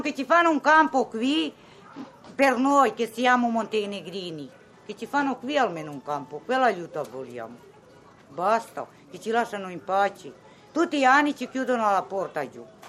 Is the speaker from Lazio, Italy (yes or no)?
yes; Rome, Lazio, Italy; also born or lived in Yugoslavia; io sono cresciuta qui in Italia